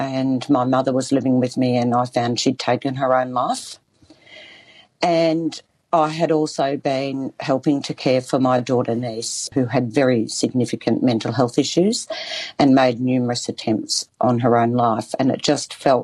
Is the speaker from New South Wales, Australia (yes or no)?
no; Bendigo, Victoria, Australia; I grew up in Victoria, in Bendigo, on Dja Dja Wrang country.